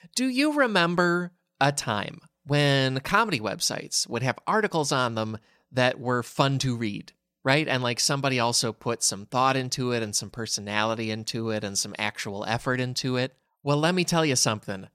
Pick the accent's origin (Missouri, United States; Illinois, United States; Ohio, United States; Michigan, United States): Illinois, United States; Chicago; growing up in Chicago